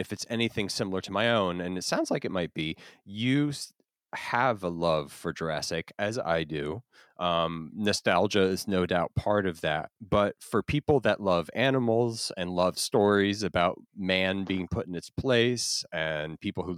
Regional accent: Florida, United States; also born or lived in New Jersey; I grew up in Florida.

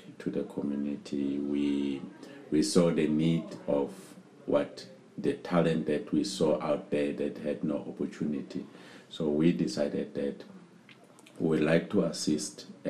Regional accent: Ladysmith, KwaZulu-Natal, South Africa; moved away as an adult; also born or lived in Pretoria; I actually was born in the town called Ladysmith

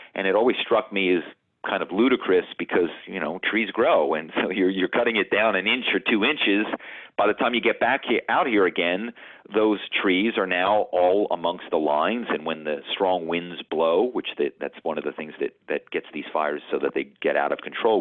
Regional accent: Malibu, California, United States; this is my hometown, because I lived here

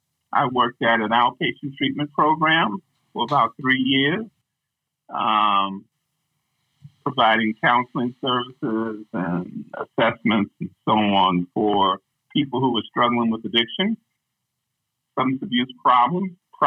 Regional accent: New York, United States; now in Minnesota, United States; I'm originally from New York

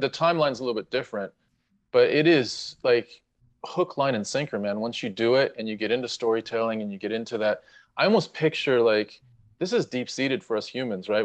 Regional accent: United States; moved away; I'm Ameri-, we're American

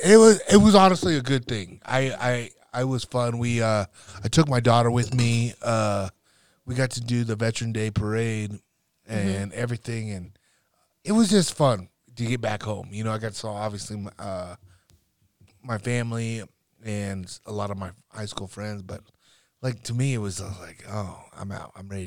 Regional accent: North Platte, Nebraska, United States; I'm from North Platte.

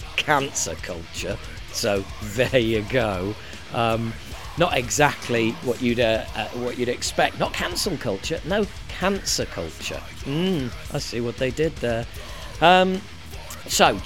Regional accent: Harrogate, Yorkshire and the Humber, United Kingdom; moved away; a record shop in my hometown of Harrogate

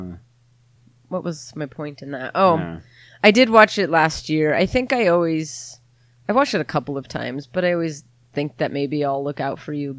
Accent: United States; I grew up on the North Shore.

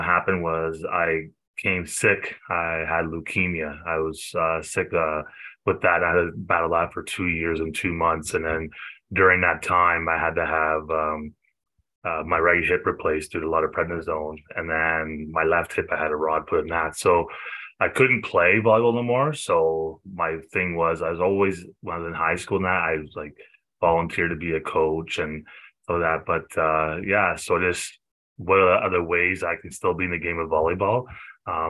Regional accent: Cobourg, Ontario, Canada; moved away as an adult; now in Bowmanville, Canada; I was still living in Coburg with my hometown

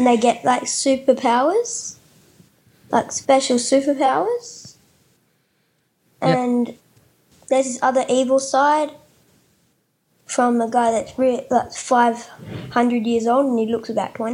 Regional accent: Kalgoorlie, Western Australia, Australia; I'm 10, and I'm from Australia.

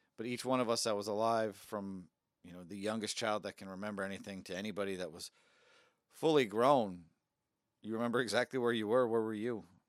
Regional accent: United States; I'm an American

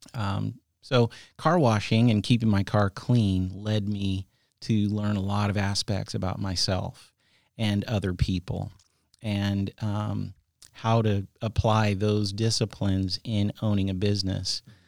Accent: San Jose, California, United States; moved away as an adult; now in Sonoma County, United States; grew up in the South Bay, in San Jose

